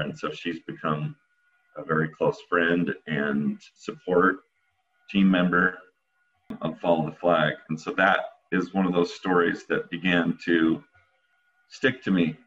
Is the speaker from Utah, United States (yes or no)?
yes; Utah, United States; being American kid here in Utah.